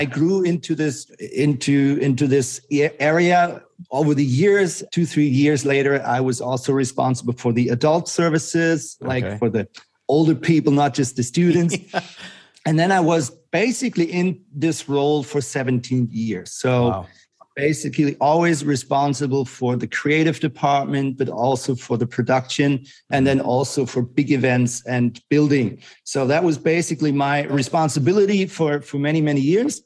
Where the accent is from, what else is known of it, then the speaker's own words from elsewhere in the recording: Germany; moved away as an adult; also born or lived in Switzerland / Zurich, Switzerland; I am Swiss, like my passport is Swiss, but I grew up in Germany. I moved to Switzerland when I was about 19